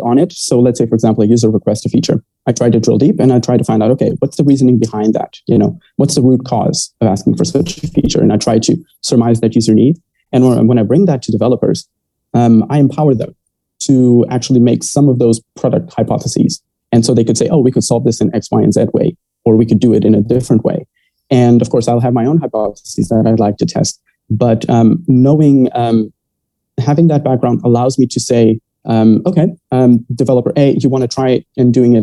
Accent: Maputo, Mozambique; also born or lived in Cape Town, South Africa; I'm from Maputo, Mozambique. And I was born and raised here.

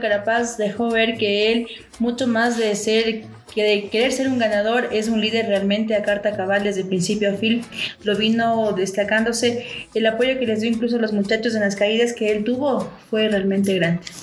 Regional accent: Ecuador; a todos los ecuatorianos acá nos motivó

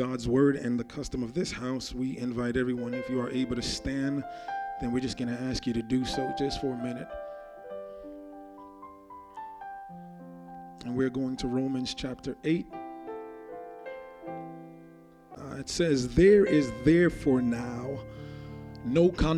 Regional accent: Jamaica; I grew up in Jamaica

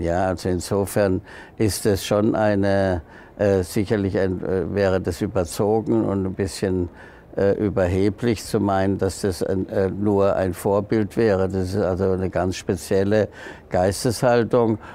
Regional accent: Freiburg, Baden-Württemberg, Germany; Freiburg, ich bin ja Freiburger

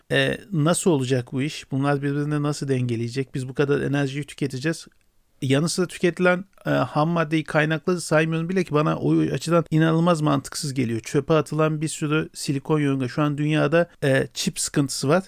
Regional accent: Turkey

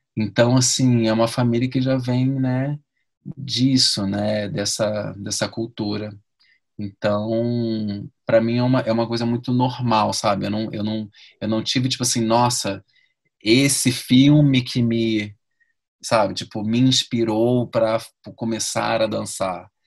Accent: Rio de Janeiro, Brazil; moved away as an adult; also born or lived in London; now in São Paulo, Brazil; sou do Rio

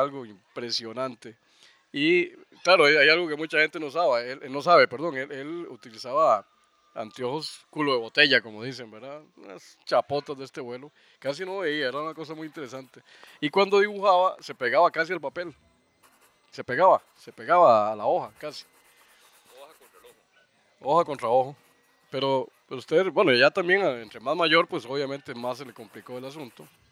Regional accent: Alajuela, Costa Rica; yo nací precisamente a los 100 metros de, de Calufa, de la casa Calufa, ahí en el llano. Soy llanero

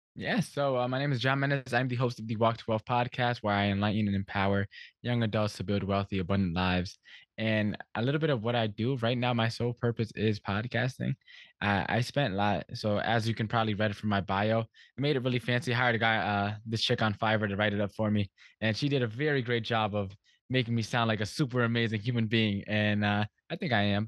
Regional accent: Stamford, Connecticut, United States; I grew up here in, in Stamford, Connecticut

